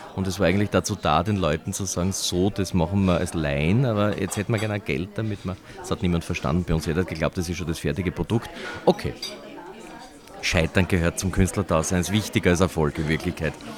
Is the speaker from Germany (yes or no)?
no; Austria; bei uns in Wien